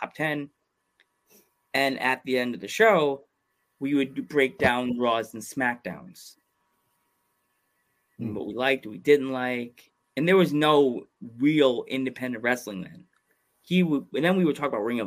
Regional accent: Long Island, New York, United States; I grew up on Long Island

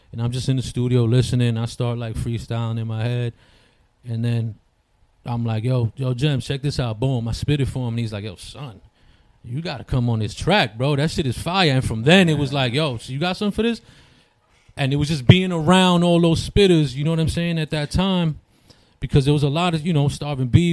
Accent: New York City, New York, United States; also born or lived in Peru / Washington Heights; Queens is where I called my home since I was 5 years old

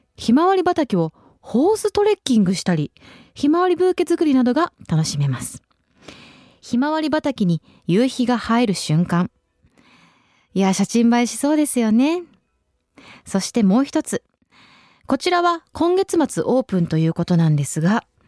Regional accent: Shizuoka, Japan; moved away; 私静岡出身で、ちょうど母親のお家のベランダから、その地元の花火大会ですね。

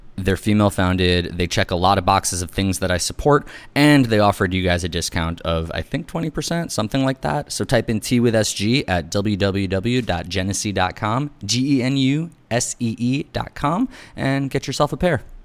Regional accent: New York, United States; also born or lived in Los Angeles; I'm a New Yorker, like, my whole life

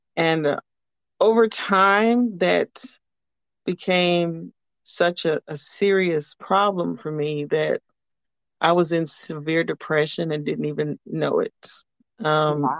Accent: Amarillo, Texas, United States; I am uh, born and raised in Texas, Amarillo, Texas specifically

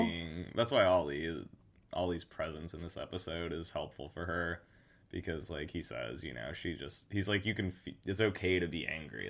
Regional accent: Oregon, United States; Filmed in my home state

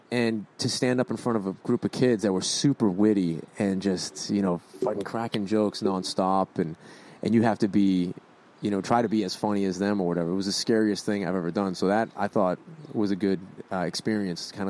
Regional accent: Boston, Massachusetts, United States; accent: Boston; My Boston accent isn't as strong as it used to be because of all the talking I've had to do.

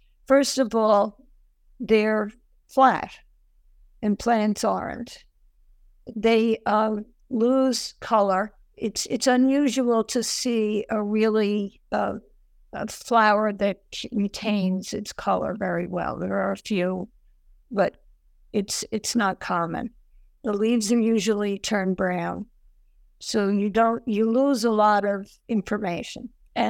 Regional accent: Ireland; I have trouble with H's because I'm Irish and they have both. And I was warned about that by my mother when I was a child

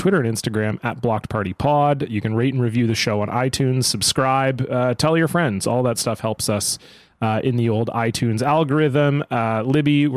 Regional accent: Ontario, Canada; I grew up in Ontario

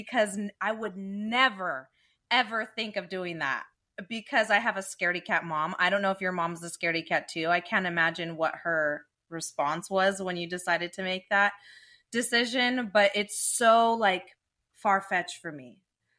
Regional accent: Dublin, California, United States; but I grew up in Dublin.

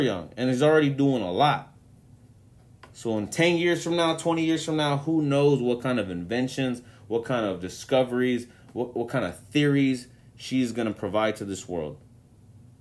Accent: Mexico; to my people, to my home country

